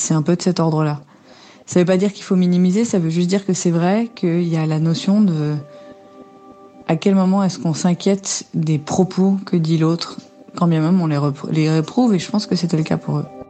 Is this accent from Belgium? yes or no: yes; Brussels, Brussels-Capital Region, Belgium; moved away; Bruxelles, c'est ma ville natale, c'est là où j'ai grandi